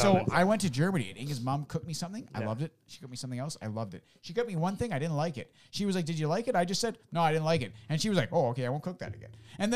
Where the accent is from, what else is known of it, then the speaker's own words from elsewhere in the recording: Canada; I'm Canadian. We're Canadian.